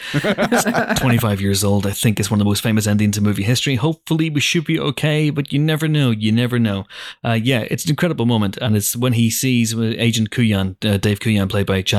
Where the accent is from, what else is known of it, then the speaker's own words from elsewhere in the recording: United Kingdom; because, you know, we're British, we just drink loads of tea.